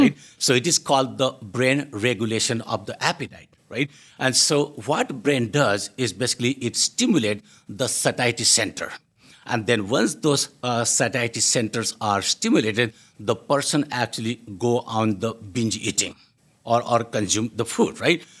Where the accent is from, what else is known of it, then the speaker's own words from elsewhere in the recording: India; moved away as an adult; also born or lived in United Kingdom; now in Canada; I grew up in India